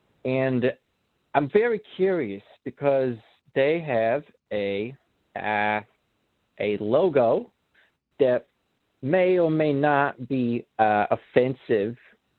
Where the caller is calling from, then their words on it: Chicago, Illinois, United States; And I'm calling from Chicago. Good old city of wind.